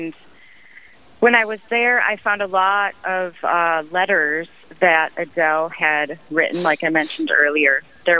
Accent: Houston, Texas, United States

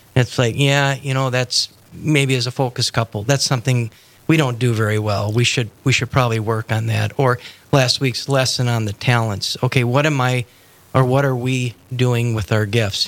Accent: Moorhead, Minnesota, United States; also born or lived in Denver; I grew up in Moorhead

